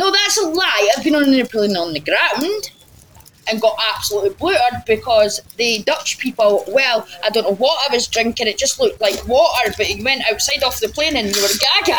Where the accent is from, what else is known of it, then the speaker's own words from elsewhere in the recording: St Andrews, Scotland, United Kingdom; I'm from St Andrews